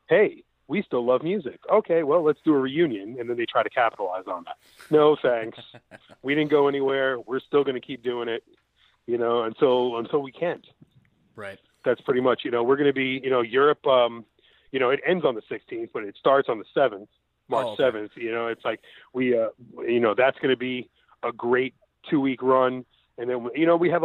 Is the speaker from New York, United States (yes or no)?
yes; New York City, New York, United States; I grew up in Coney Island. I'm from Brooklyn.